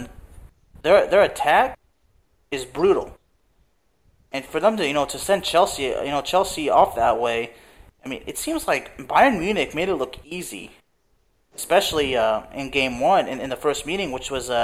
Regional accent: Lyon, Auvergne-Rhône-Alpes, France; moved away; I'm from Lyon

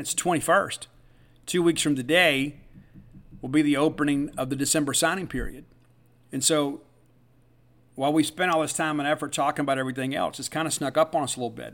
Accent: South Mississippi, United States; moved away; us growing up in South Mississippi

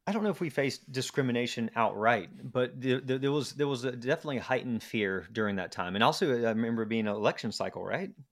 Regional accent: Garner, North Carolina, United States; also born or lived in Raleigh; I grew up in a, a small town called Garner, which is about twenty minutes from Raleigh

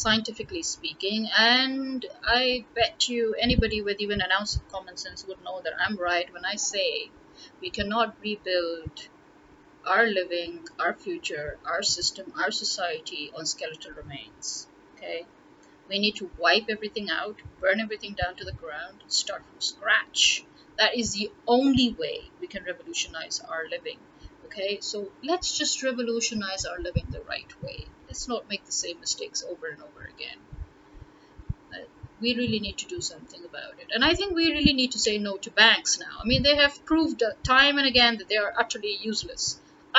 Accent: Lahore, Punjab, Pakistan; I am from Lahore

